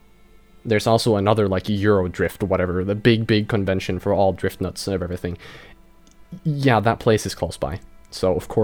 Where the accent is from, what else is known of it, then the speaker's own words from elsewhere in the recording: Sweden; also born or lived in northern Sweden near the Arctic Circle; in my hometown, we have a drifting school quite nearby, and we have a proper rally dirt track nearby too.